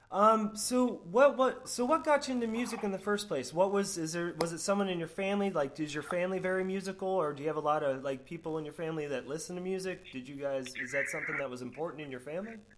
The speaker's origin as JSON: {"language": "English", "region": "Florida", "country": "United States", "tie": "born or raised there", "said": "growing up in Florida"}